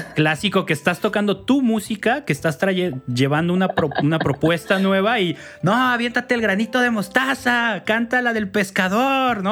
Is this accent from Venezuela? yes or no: no; Mexico; soy malísimo mexicano